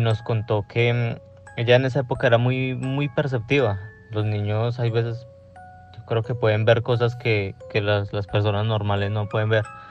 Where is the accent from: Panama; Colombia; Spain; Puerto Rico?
Colombia; yo soy colombiano y tengo una prima en Colombia